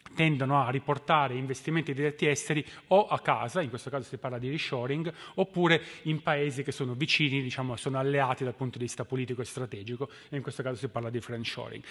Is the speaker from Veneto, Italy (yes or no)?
no; Turin, Piedmont, Italy; moved away; Da, da torinese